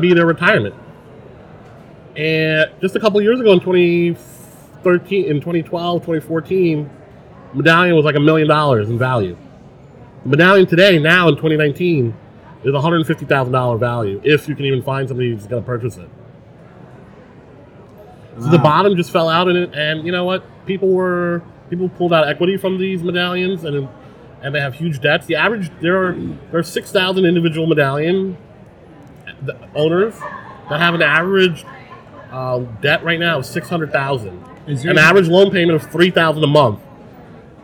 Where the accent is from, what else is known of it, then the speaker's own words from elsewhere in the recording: New York City, New York, United States; I grew up in Eastern Queens in Glen Oaks